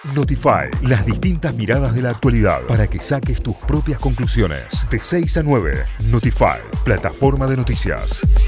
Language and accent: Spanish; Buenos Aires, Argentina